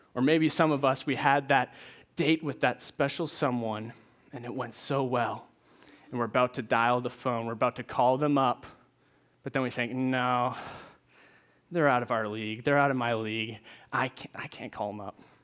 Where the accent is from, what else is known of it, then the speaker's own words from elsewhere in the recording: Maine, United States; moved away as an adult; now in Nashville, United States; I'm originally from Maine.